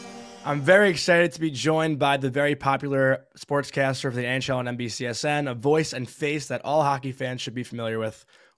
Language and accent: English; New York, United States; We grew up in New York, Long Island, wherever you are, from this amazing state of New York